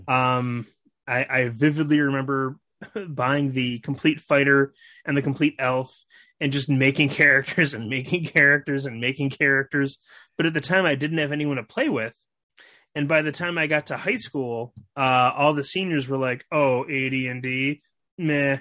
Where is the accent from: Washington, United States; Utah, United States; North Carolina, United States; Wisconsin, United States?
Wisconsin, United States; Milwaukee; moved away as an adult; also born or lived in Egypt / Japan / China; I was born and raised in Milwaukee, Wisconsin